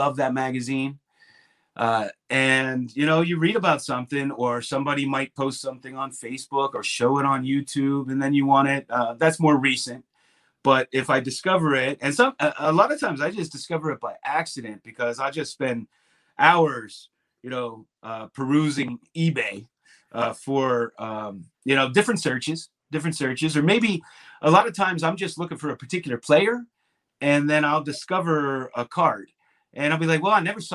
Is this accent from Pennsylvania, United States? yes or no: yes; Pittsburgh, Pennsylvania, United States; now in South Carolina, United States; I live in South Carolina currently. And when I'm from Pittsburgh, when I lived in Pittsburgh